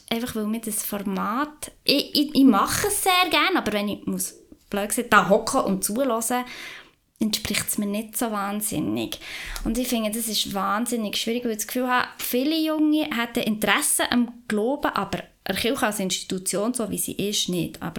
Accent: Upper Emmental, Bern, Switzerland; also born or lived in Lauterbrunnen; ich komme aus dem Emmental

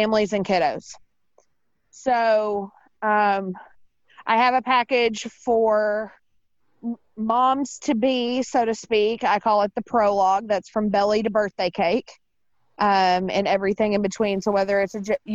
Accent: Paducah, Kentucky, United States; moved away as an adult; also born or lived in Nashville, Tennessee / Southern Indiana; now in St. Louis, United States; But Paducah, Kentucky and Southern Indiana

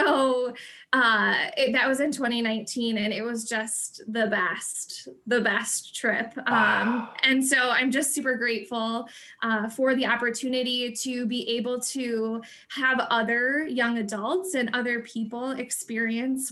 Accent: Michigan, United States; back to my hometown, and back to Michigan

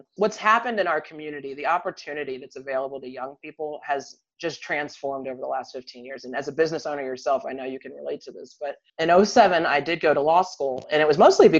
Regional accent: Western Maryland, United States; moved away as an adult; now in Jackson Hole, United States; I'm from Western Maryland originally

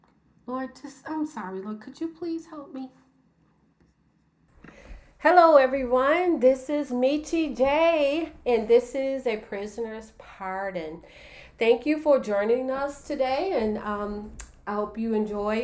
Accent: Chicago, Illinois, United States; I was growing up in Chicago

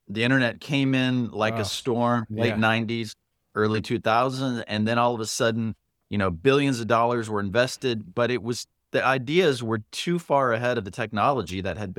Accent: Miami, Florida, United States; also born or lived in Panama / Puerto Rico; I was born in Panama, lived in Puerto Rico, grew up in Miami.

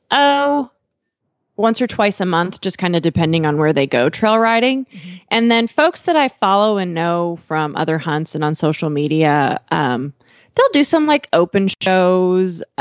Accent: Ocala, Florida, United States; I am Coach … from Ocala, Florida.

